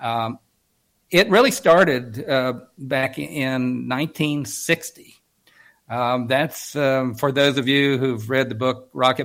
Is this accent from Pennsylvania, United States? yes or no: no; Coalwood, West Virginia, United States; I am from West Virginia